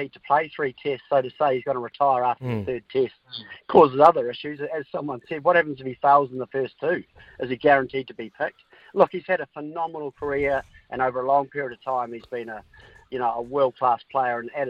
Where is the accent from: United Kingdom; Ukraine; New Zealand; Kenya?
New Zealand; as a Kiwi